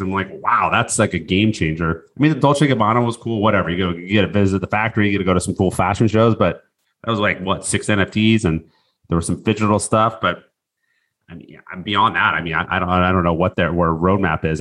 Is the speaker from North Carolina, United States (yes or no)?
no; Seattle, Washington, United States; I grew up in Seattle